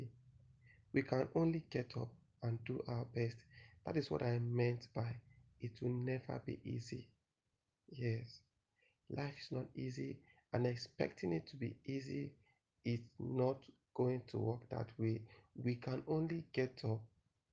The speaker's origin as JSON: {"language": "English", "region": "Benue", "country": "Nigeria", "said": "I am from Benue State. I am Idoma by tribe"}